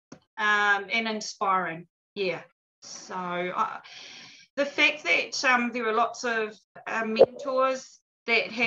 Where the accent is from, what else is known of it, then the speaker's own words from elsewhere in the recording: Auckland, New Zealand; also born or lived in Tōrere; now in Ōpōtiki, New Zealand; we're from Pōtiki, but I grew up in Mount Eden in Auckland